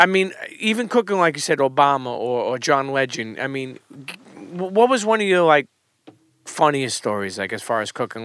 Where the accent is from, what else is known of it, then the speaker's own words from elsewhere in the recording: New York City, New York, United States; growing up in New York City